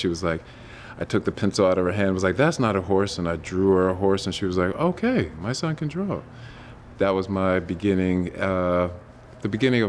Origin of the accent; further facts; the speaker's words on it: Virginia, United States; I was born and raised in Northern Virginia. I have been an artist ever since I was small, grew up in a military family, so got to travel a lot when I was young.